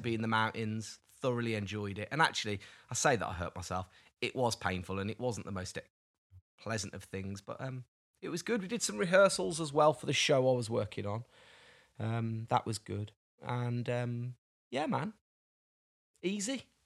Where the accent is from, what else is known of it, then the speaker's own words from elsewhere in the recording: United Kingdom; I'm British